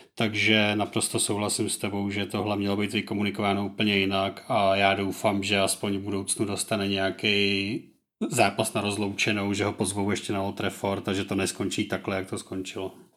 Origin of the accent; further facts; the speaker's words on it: Plzeň Region, Czechia; u nás na Plzeňsku